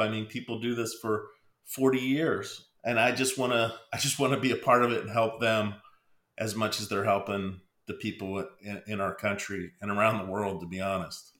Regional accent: Pennsylvania, United States; moved away; I'm originally from Pennsylvania

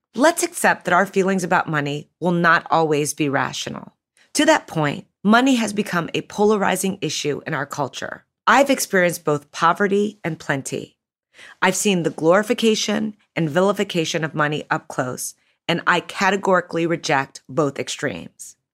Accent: Chicago, Illinois, United States; I grew up in Chicago as the youngest of six to a single mom.

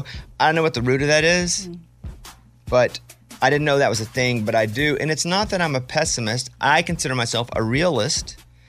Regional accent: Arkansas, United States; Where I grew up in Arkansas, we used them as tools.

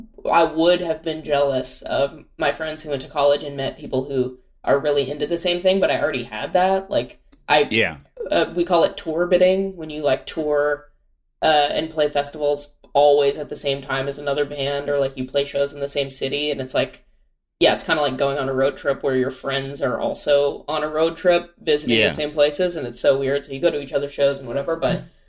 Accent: Pasadena, California, United States; also born or lived in Orange County, California; grew up in Pasadena

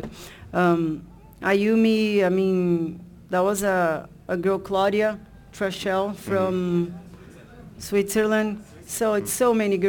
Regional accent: Brazil; moved away; I grew up in Brazil with a lot of guys

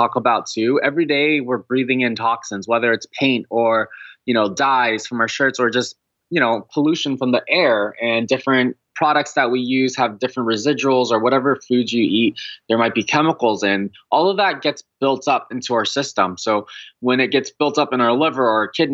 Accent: California, United States; I grew up in California

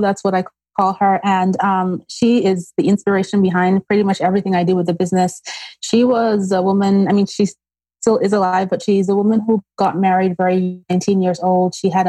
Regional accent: Nigeria; also born or lived in Austria; now in New Jersey, United States; Between Nigeria and Austria.

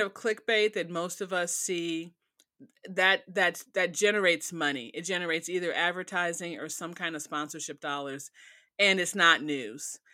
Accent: Chicago, Illinois, United States; moved away as an adult; also born or lived in Gary / Dallas / Detroit / Austin; now in Oklahoma, United States; I grew up in Chicago, I worked in Gary, which was nearby

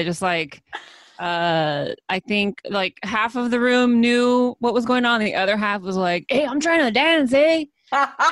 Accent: California, United States; I'm from California, born and raised

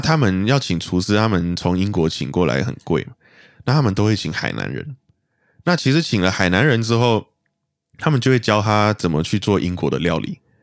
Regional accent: Malaysia; 我们马来西亚人

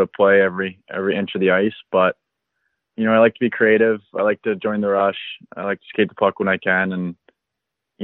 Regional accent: Chanhassen, Minnesota, United States; I live in Chanhassen, Minnesota, born and raised here

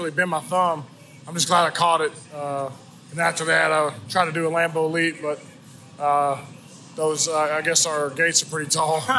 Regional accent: East Texas, United States; I'm from East Texas.

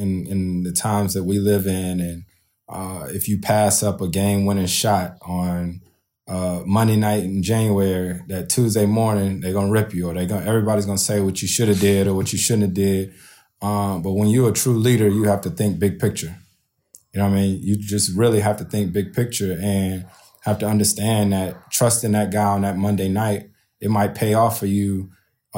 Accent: East Coast, United States; moved away as an adult; also born or lived in New Orleans; now in Los Angeles, United States; I'm born and raised on the East Coast.

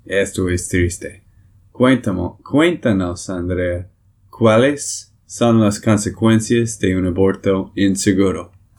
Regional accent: Texas, United States; de Texas, Estados Unidos

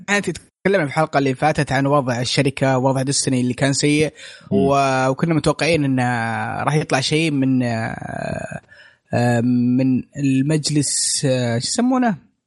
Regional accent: Saudi Arabia; وما في رد رسمي من من عندنا في السعوديه

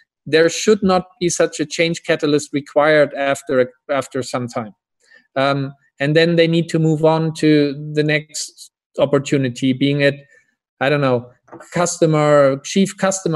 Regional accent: Hamburg, Germany; I'm from Hamburg, Germany, a harbor town or city in northern Germany originally.

